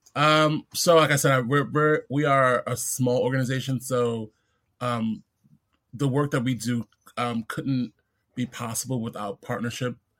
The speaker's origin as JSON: {"language": "English", "town": "New York City", "region": "New York", "country": "United States", "tie": "born or raised there", "also_born_or_lived": "Brooklyn", "said": "I'm born and raised in in Queens"}